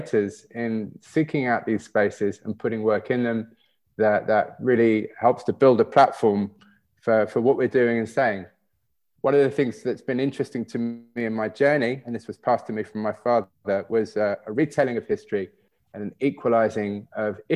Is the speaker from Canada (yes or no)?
no; United Kingdom; growing up in Britain